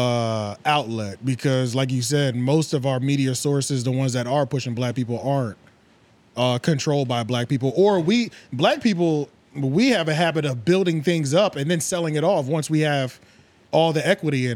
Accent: Philadelphia, Pennsylvania, United States; now in North Carolina, United States; I'm not from North Carolina. I'm from Philly

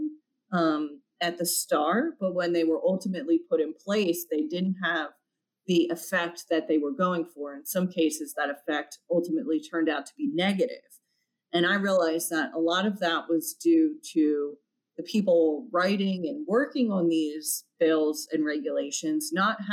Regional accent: Philadelphia, Pennsylvania, United States; Philadelphia, my hometown

